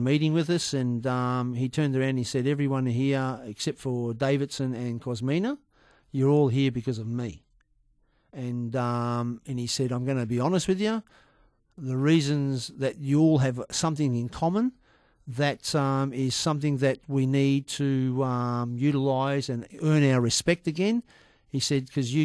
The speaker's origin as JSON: {"language": "English", "country": "Australia", "said": "being Australian"}